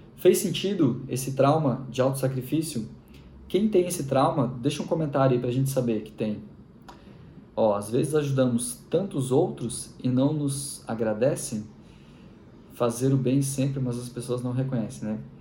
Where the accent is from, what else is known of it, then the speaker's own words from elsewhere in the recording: Machadinho, Rio Grande do Sul, Brazil; eu sou gaúcho. Nasci na cidade de Machadinho, Rio Grande do Sul.